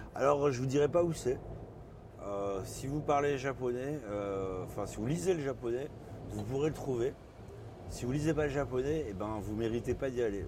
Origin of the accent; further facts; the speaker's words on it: Bordeaux, Nouvelle-Aquitaine, France; moved away as an adult; also born or lived in Lyon / Paris; j'ai grandi à Bordeaux, donc je suis parti à Lyon pour faire mes études